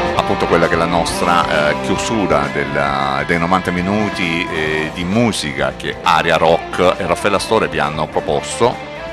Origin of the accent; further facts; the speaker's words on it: Salento, Apulia, Italy; siamo salentini, orgogliosamente salentini